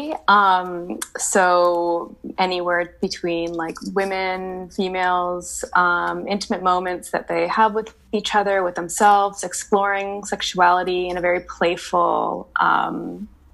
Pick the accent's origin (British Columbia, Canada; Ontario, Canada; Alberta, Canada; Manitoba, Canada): British Columbia, Canada; Vancouver; also born or lived in Montreal; I was born and raised in Vancouver